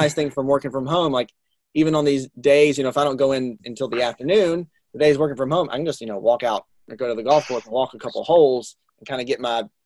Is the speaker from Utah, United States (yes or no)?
no; North Carolina, United States; I'm from North Carolina